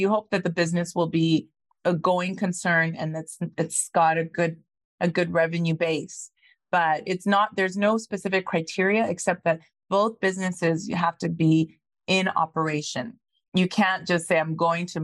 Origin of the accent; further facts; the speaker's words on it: Ghana; now in Calgary, Canada; I'm from Ghana originally, from Africa